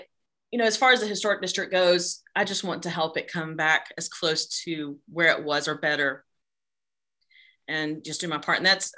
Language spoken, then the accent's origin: English; Newnan, Georgia, United States; my hometown of Noonan, Georgia